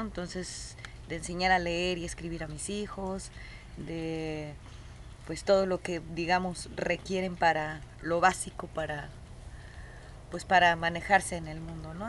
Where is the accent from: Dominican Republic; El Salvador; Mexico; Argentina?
Mexico; Guadalajara, Jalisco; moved away as an adult; Nosotros somos originarios de Guadalajara